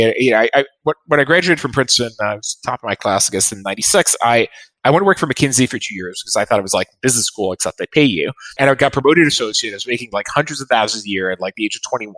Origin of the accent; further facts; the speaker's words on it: France; I was born in France